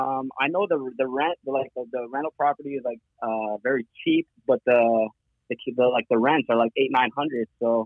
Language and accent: English; Detroit, Michigan, United States; now in Dearborn, United States; I'm from Detroit.